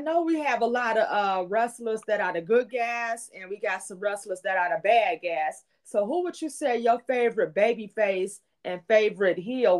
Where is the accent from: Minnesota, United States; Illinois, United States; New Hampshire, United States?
Illinois, United States; Chicago; my hometown of Chicago.